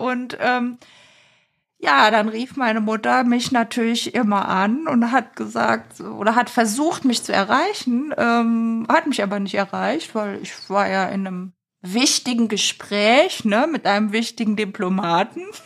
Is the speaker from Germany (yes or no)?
yes; Eifel, Germany; in meiner Heimatstadt, äh, in der Eifel